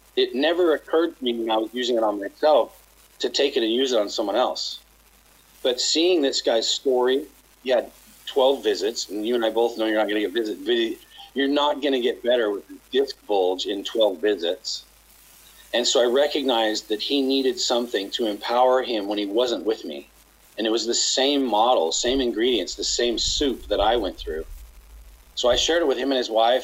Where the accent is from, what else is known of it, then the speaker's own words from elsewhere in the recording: Utah, United States; now in Los Angeles, United States; I grew up in Utah